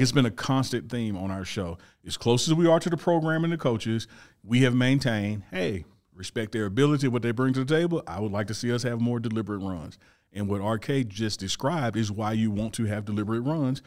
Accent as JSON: {"language": "English", "region": "Mississippi", "country": "United States", "said": "I'm from Mississippi"}